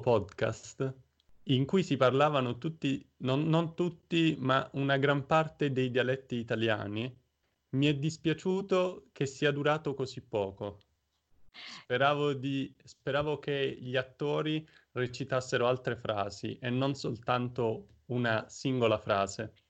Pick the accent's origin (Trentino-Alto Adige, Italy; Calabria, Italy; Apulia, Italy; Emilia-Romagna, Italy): Apulia, Italy; Taranto; now in Osnabrück, Germany; sono nato in Puglia, a Taranto